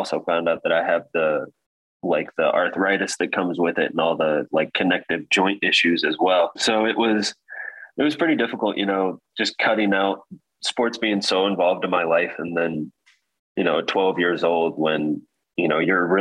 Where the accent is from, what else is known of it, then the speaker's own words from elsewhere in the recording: Marion, Indiana, United States; also born or lived in Kentucky; now in Fort Wayne, United States; We kind of moved back and forth from Kentucky, Indianapolis, back to like Marion, Indiana, but actually spent most of my years growing up in Marion, Indiana.